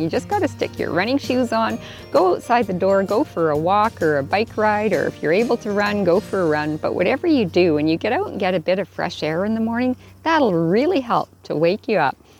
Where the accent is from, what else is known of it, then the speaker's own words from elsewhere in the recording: Whitehorse, Yukon, Canada; now in Vancouver Island, Canada; back in my hometown in Whitehorse, Yukon